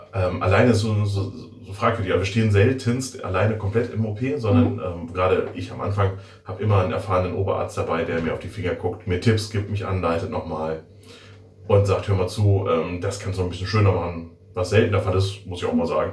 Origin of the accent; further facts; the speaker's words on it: Werther, North Rhine-Westphalia, Germany; moved away as an adult; now in Schiffdorf, Germany; Ich komme aus der wunderschönen Stadt Werther. Ich bin ein Werthers Original sozusagen